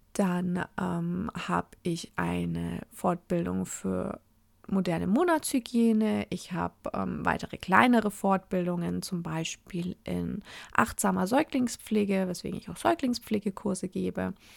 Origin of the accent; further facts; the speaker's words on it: Oberasbach, Bavaria, Germany; also born or lived in Fürth; ich bin in Oberasbach aufgewachsen und in Fürth, also die meine, meinen einen Teil der Kindheit in Oberasbach verbracht, meinen hauptsächliches Teenager-Dasein in Fürth